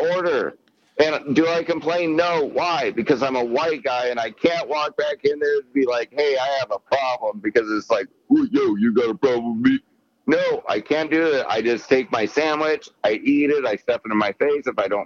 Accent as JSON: {"language": "English", "country": "United States", "tie": "born or raised there", "said": "I'm just American, but that's my heritage. But I was born here"}